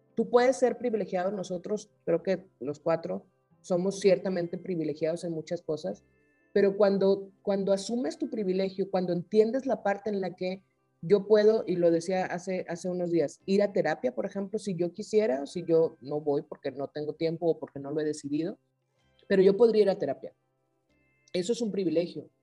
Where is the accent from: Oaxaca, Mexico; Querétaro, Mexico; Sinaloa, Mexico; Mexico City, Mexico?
Sinaloa, Mexico; Yo soy de Sinaloa